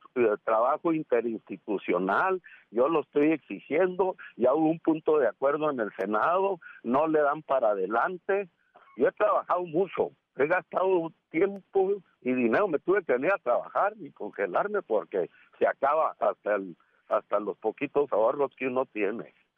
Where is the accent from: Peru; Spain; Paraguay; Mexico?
Mexico; also born or lived in United States